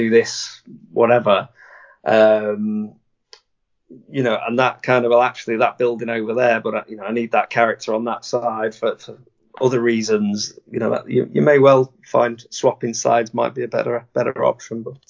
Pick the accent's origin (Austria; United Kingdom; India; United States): United Kingdom; we as a British community